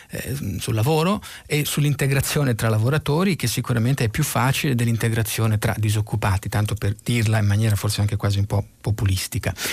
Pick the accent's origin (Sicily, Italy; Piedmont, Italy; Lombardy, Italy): Lombardy, Italy; Milan; guardi Sara, io vengo da Milano